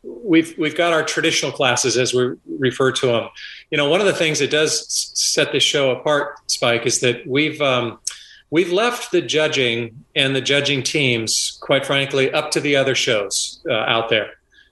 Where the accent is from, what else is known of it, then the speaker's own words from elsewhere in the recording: Monterey Peninsula, California, United States; Lived on the Monterey Peninsula my entire life.